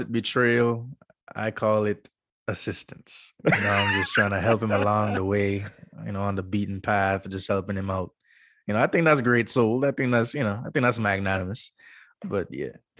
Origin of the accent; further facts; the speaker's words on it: U.S. Virgin Islands; born and raised Saint Croix, U S Virgin Islands